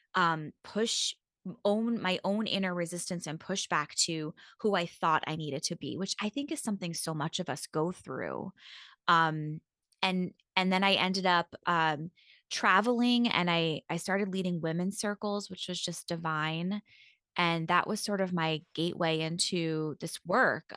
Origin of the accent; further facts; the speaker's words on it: Long Island, New York, United States; I grew up in New York and, um, on Long Island